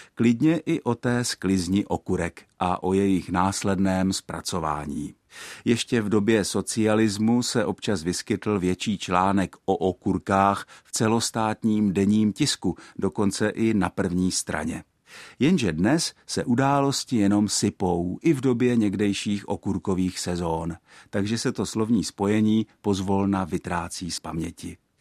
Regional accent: Czechia; my Češi

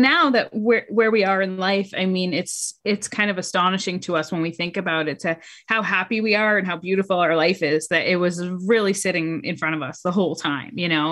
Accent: New Hampshire, United States; moved away as an adult; now in Charlotte, United States; I am a native New Englander. I'm from New Hampshire.

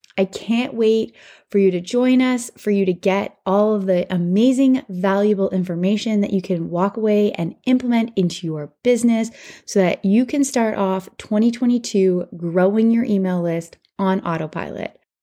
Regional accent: Canada; I'm Canadian

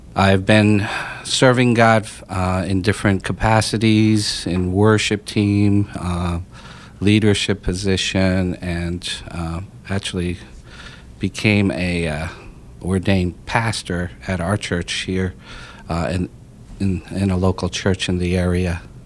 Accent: Pennsylvania, United States; I grew up in Pennsylvania most of my life

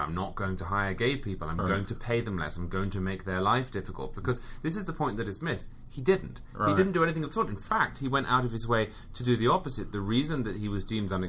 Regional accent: England, United Kingdom; I'm English.

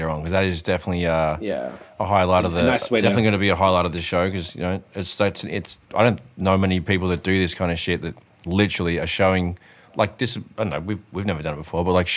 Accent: Australia; we grew up in Australia

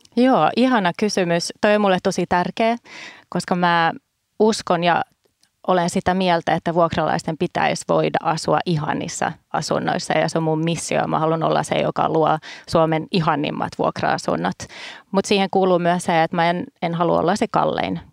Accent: Stockholm, Stockholm County, Sweden; now in Finland; mä kun olen Tukholmassa kasvanut

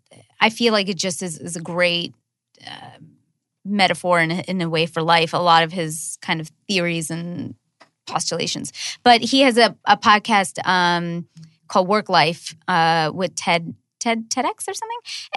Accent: United States; No, where are you from? America, what are you trying to get at?

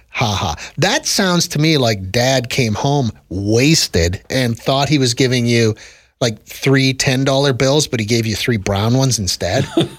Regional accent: Saskatchewan, Canada; accent: Saskatchewan; moved away; we adopt the Saskatchewan accent anytime we talk about my home country, the old country where I grew up.

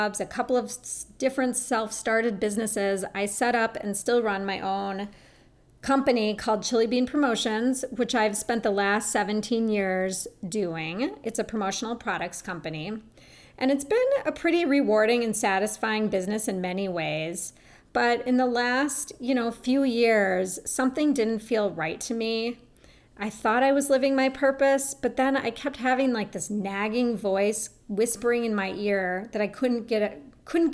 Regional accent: Minneapolis, Minnesota, United States; I grew up in Minneapolis, Minnesota, and I was raised in what I thought was considered a pretty health-conscious home

